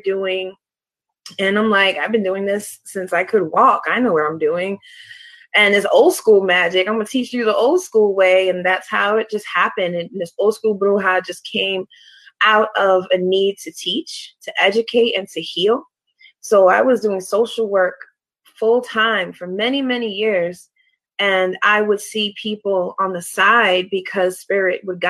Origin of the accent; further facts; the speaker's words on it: New York City, New York, United States; moved away as an adult; now in Baltimore, United States; I'm originally from Brooklyn, New York. I'm Puerto Rican and Moroccan, born and raised in Brooklyn. I moved to Baltimore over 11 years now